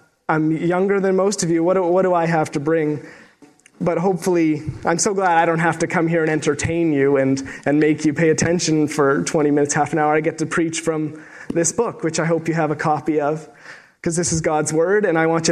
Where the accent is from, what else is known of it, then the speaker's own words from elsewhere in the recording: Sault Ste. Marie, Ontario, Canada; moved away as an adult; also born or lived in Waterloo, Ontario; I'm from Sault Ste. Marie, Ontario, originally, so I'm a small town boy myself